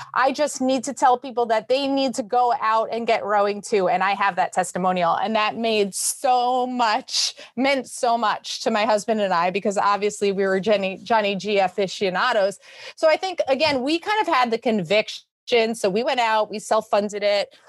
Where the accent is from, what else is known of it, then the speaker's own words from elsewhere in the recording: New York City, New York, United States; I was born and bred in New York City